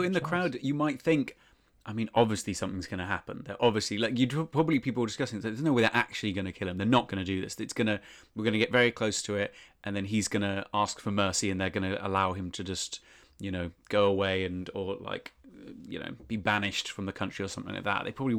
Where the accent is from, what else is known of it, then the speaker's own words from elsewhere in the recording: Winchester, South East England, United Kingdom; I'm from Winchester, for listeners.